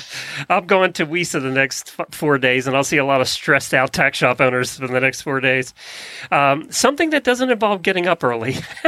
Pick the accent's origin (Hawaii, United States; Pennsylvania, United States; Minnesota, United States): Pennsylvania, United States; Growing up in Lancaster County, Pennsylvania, a lot of those barns were painted with stuff.